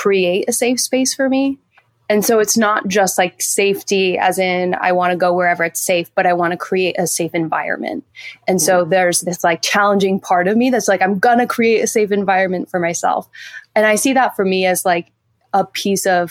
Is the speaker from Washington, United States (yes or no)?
yes; Seattle, Washington, United States; I'm from Seattle.